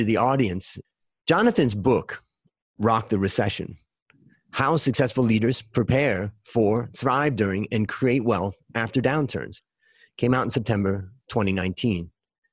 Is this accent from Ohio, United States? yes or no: yes; Hudson, Ohio, United States; I grew up in Hudson, Ohio